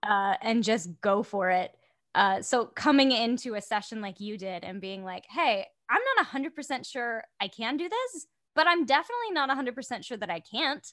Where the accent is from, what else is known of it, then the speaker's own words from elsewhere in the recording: West Melbourne, Florida, United States; moved away as an adult; now in Orlando, United States; I am from an hour and twenty minutes south, uh, West Melbourne